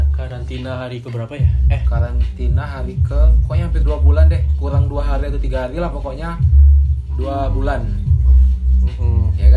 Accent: Bengkulu, Indonesia; kami kan asli kalau kampung kami kan di Bengkulu tuh kampung kita kan gue ya di Bengkulu

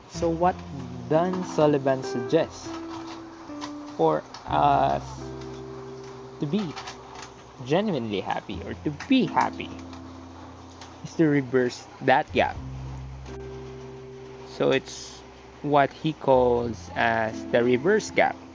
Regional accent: Philippines; As a human, as a Filipino.

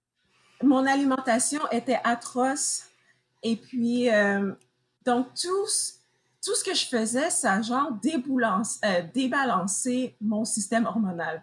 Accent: Montreal, Quebec, Canada; moved away as an adult; now in United States; je viens de Montréal, mais présentement, je suis aux États-Unis

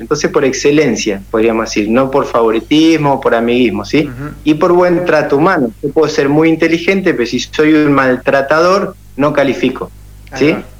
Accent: Paraná, Entre Ríos, Argentina; also born or lived in Santa Fe; now in Colonia Avellaneda, Argentina; Soy de Paraná, estoy en Colonia Avellaneda, que es a 15 kilómetros eh, entre ríos, y bueno, estamos cerquita. Estuve 20 años viviendo en Santa Fe.

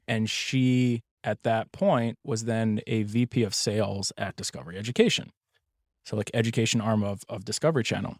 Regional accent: Pennsylvania, United States; also born or lived in Chicago; I was actually born in Chicago. But, so I grew up in Pennsylvania.

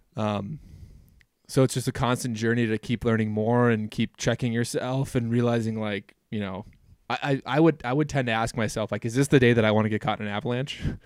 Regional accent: Minnesota, United States; now in Wyoming, United States; growing up in Minnesota, everybody has cabins

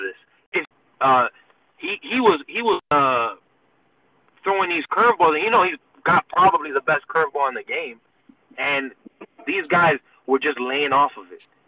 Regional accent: New York, United States; I'm from New York

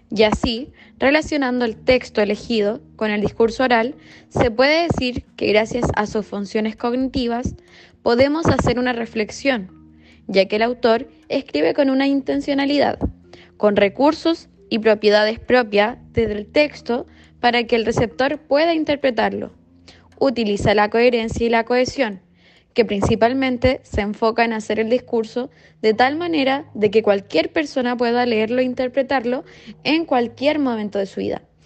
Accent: Chile; nuestra historia como chilenos

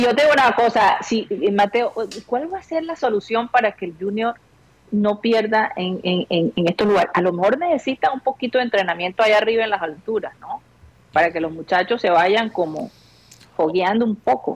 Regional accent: Barranquilla, Atlántico, Colombia; moved away; also born or lived in United States; cuando vivía en los Estados Unidos y regresaba a Barranquilla

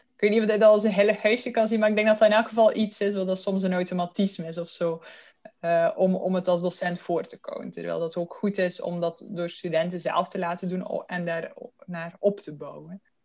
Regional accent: Belgium; accent: Belgian; moved away as an adult; now in Netherlands; oorspronkelijk, zoals je mijn accent kunt horen, kom ik uit België, maar ik woon nu tien jaar al in Nederland

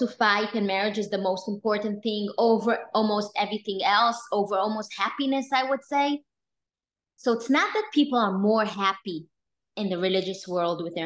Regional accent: Israel; I grew up in Israel with American parents who were Baal Teshuva.

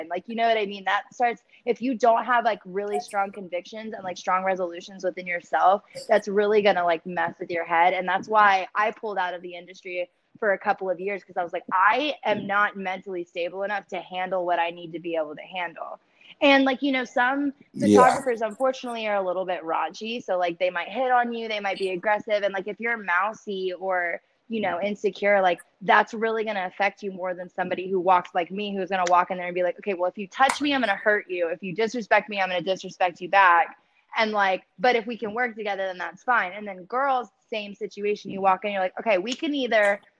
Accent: Maryland, United States; moved away as an adult; also born or lived in Baltimore; now in Dallas, United States; I was very heavily invested in music when I was in Baltimore because I'm from Maryland. And I moved here about 3 years ago

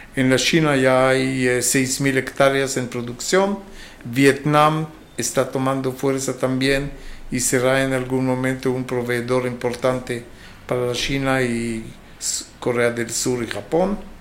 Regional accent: Israel; moved away as an adult; also born or lived in England / Angola; soy oriundo de Israel

